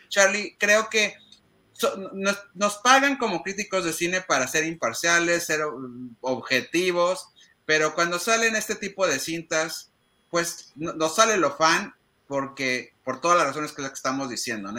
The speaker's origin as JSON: {"language": "Spanish", "country": "Mexico", "said": "nosotros como mexicanos"}